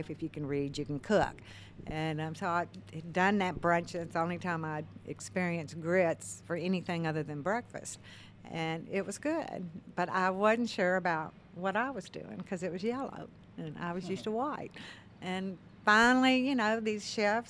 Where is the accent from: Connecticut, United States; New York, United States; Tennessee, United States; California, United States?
Tennessee, United States; Memphis; moved away; also born or lived in Mississippi Delta; I grew up in Memphis